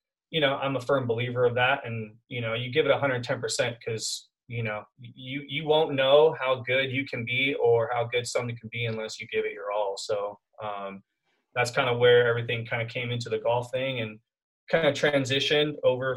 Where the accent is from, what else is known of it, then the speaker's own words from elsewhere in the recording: Costa Mesa, California, United States; now in Temecula, United States; I grew up in a town called Costa Mesa, kind of on the border of Newport Beach in SoCal in California. And I grew up there like pretty much my whole life until about 10 years ago.